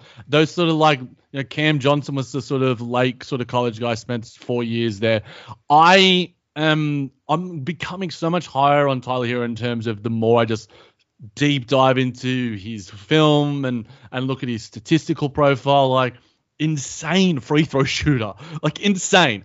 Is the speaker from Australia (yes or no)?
yes; Australia; as an Australian